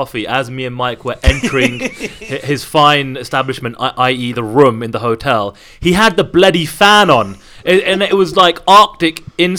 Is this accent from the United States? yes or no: no; United Kingdom; And you know, I'm a Brit, but you guys know the relevance and what this means here more stateside than I do.